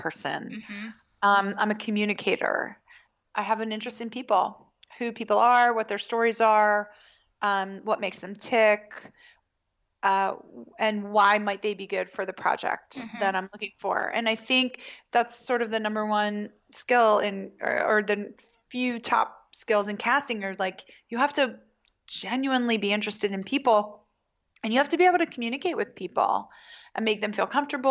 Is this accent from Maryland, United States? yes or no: yes; Baltimore, Maryland, United States; I grew up in Baltimore